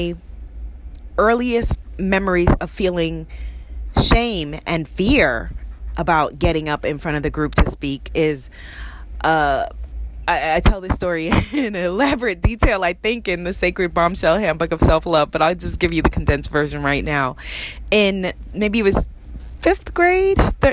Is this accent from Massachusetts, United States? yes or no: no; New York City, New York, United States; I grew up in Queens, New York